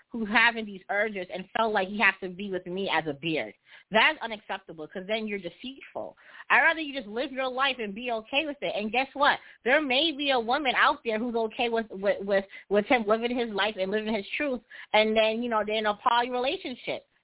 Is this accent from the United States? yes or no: no; Jamaica; So, you know, I'm heterosexual, and I'm also Jamaican. And I know in Jamaican cultures and in our music, there's a lot of um negative connotations against homosexuality.